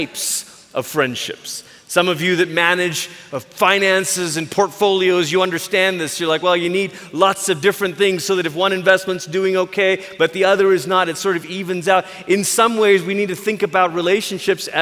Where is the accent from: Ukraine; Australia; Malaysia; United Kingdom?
Malaysia; now in United States; I grew up in Malaysia